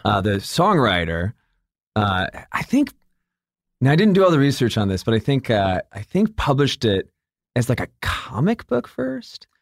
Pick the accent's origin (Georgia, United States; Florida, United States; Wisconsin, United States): Georgia, United States; Atlanta; also born or lived in Michigan; from, uh, Michigan, and then I grew up in Atlanta